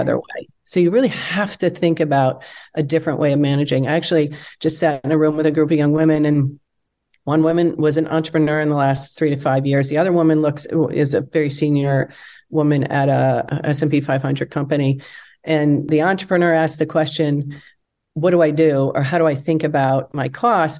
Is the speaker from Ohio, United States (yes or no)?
no; Wisconsin, United States; moved away as an adult; also born or lived in Michigan / Chicago; I grew up in Wisconsin.